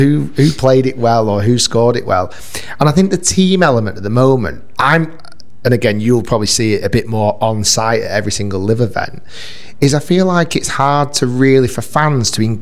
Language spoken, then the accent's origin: English; Manchester, North West England, United Kingdom; first language English; moved away; I was born in Manchester